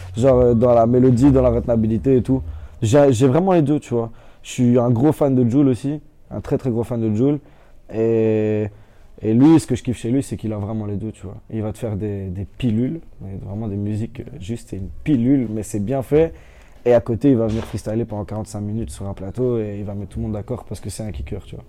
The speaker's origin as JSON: {"language": "French", "town": "Ottignies", "region": "Wallonia", "country": "Belgium", "said": "je viens pas de Louvain-la-Neuve, je viens d'Otigny"}